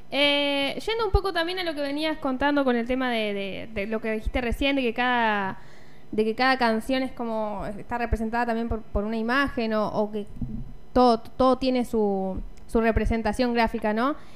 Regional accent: Funes, Santa Fe, Argentina; nosotros somos de Funes, así que también eh, los esperamos acá para poder oírlos.

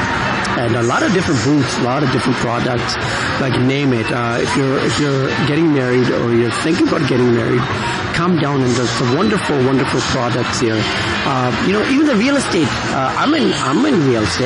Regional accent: India; now in Canada; I was born in India, I usually refer to India meaning back home.

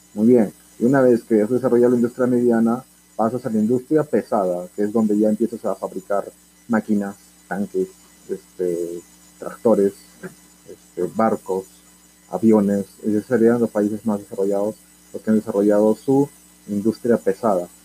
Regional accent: Peru; Como buen peruano, nos gusta

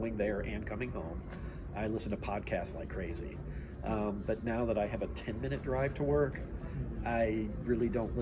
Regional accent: southeastern Michigan, United States; moved away as an adult; also born or lived in Austin, Texas; Now I love southeastern Michigan. I love where I'm at now. I grew up there. You know, it's my hometown

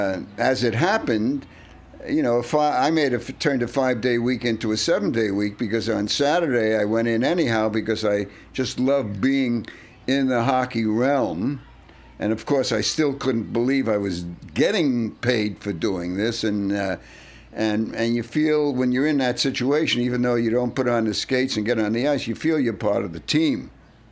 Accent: New York City, New York, United States; I've been doing it since I was a kid growing up in Brooklyn

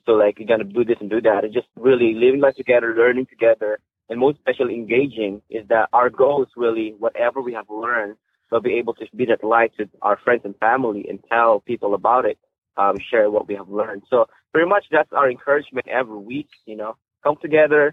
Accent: Philippines; moved away as an adult; now in United States; I grew up in the Philippines. I'm a Filipino

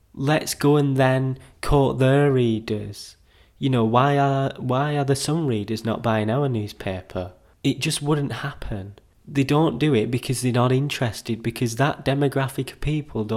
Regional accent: England, United Kingdom; I'm English, I'm patriotic.

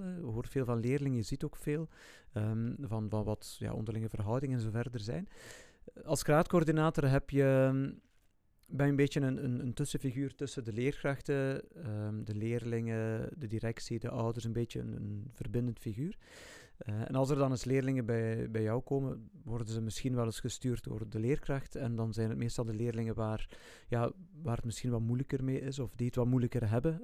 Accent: Ghent, Flanders, Belgium; moved away as an adult; also born or lived in Zwijnaarde / Hechtel / Heverlee; ik ben eh, geboren in Gent. Ik ben opgegroeid in Baarle. Baarle bij Drongen. Drongen is een ja, deelgemeente van Gent.

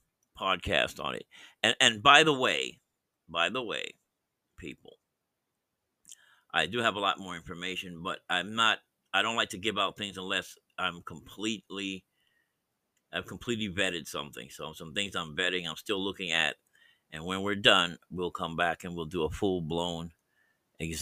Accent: United States; I'm born in as an American citizen, so I'm here

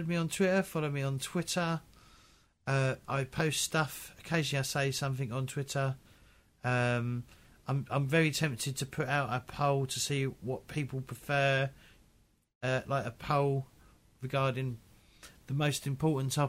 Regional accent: United Kingdom; I'm British

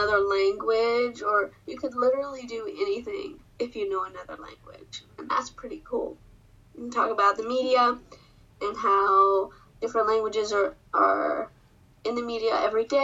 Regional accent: United States; first language English; I'm from the United States, and my first language is English

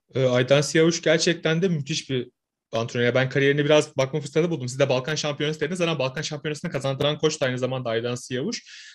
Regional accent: Samsun, Turkey; ben bir Karadenizliyim. Samsunluyum ben.

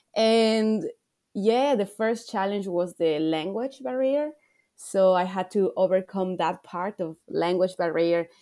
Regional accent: Ecuador; moved away as an adult; now in Australia; I'm, I'm from Ecuador. I'm living here in Australia, but I come from a little country in South America.

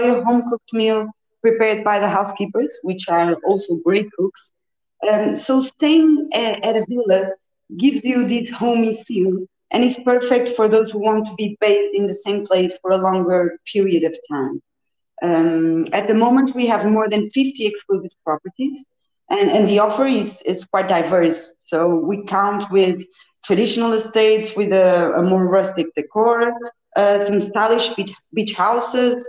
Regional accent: Porto, Norte, Portugal; I was born and raised in Porto

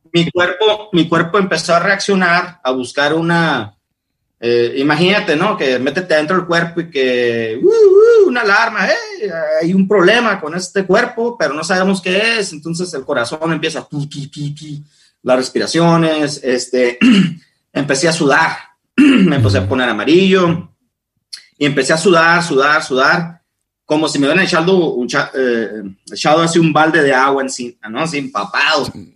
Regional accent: Ensenada, Baja California, Mexico; moved away as an adult; now in Seattle, United States; soy el mexicano

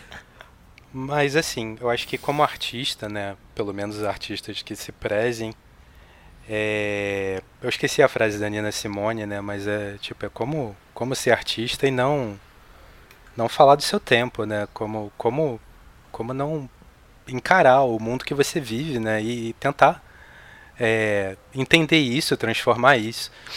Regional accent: Rio de Janeiro, Brazil; born or raised there; moved away as an adult; now in São Paulo, Brazil

